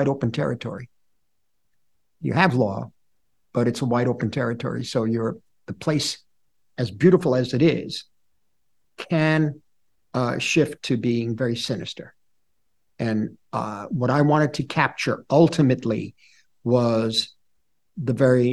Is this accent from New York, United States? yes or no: yes; New York, United States; I am a New Yorker. I grew up in the lower East Side of New York.